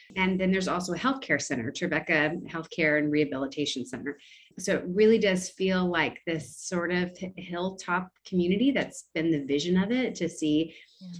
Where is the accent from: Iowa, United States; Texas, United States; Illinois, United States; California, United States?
California, United States; moved away as an adult; also born or lived in Bakersfield, California; now in Nashville, United States; we're both born and raised in California